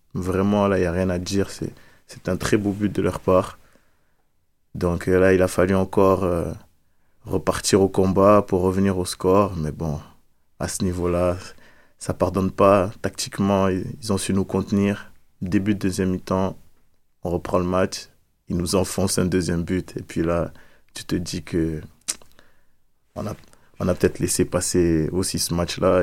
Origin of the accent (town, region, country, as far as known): France; moved away